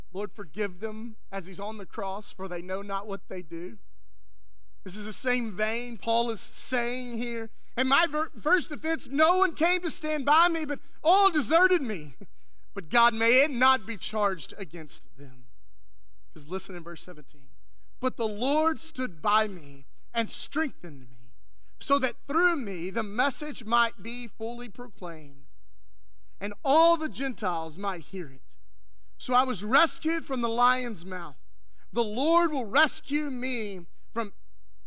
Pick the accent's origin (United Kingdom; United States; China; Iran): United States; West Texas; growing up in West Texas